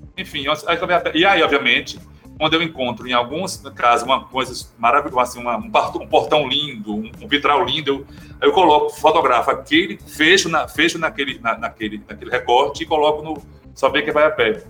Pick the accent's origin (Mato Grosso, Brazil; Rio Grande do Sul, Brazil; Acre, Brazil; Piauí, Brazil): Piauí, Brazil; now in Recife, Brazil; Sou piauiense, não sou pernambucano, mas já, já me considero pernambucano, porque moro, moro aqui há, há 35 anos